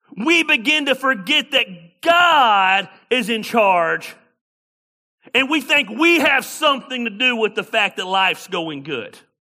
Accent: Tacula, Georgia, United States; I was born and raised in Tacula, Georgia.

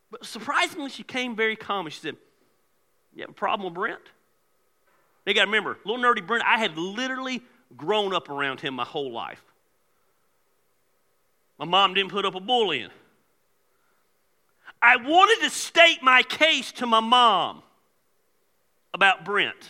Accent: Decatur, Georgia, United States; I was raised in Decatur, Georgia

